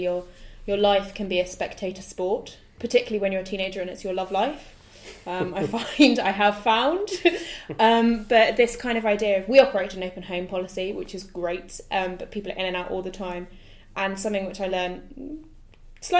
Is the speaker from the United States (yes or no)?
no; United Kingdom; we're British.